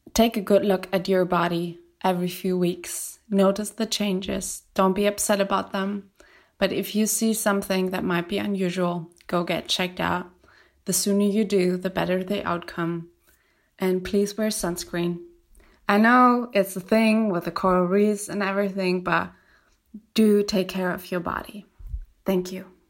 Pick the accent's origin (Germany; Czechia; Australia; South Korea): Germany; I'm from Germany